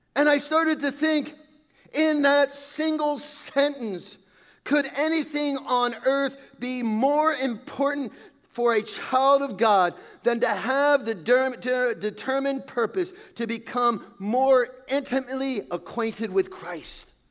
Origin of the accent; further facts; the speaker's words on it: Califon, New Jersey, United States; Growing up in Califon, we had this neighbor